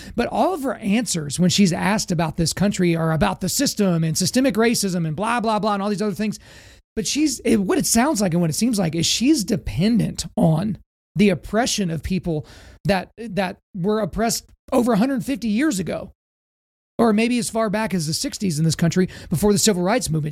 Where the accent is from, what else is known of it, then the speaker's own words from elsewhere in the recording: United States; as an American